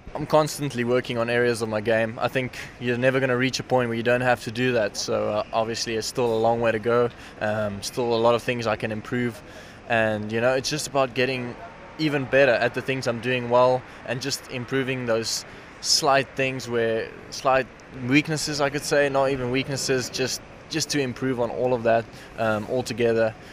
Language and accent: English; South Africa; as a South African